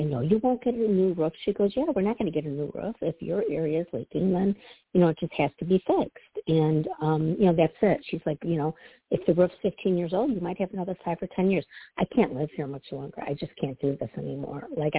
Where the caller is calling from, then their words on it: Midwest, United States; Hi, Toni. This is … from the Midwest.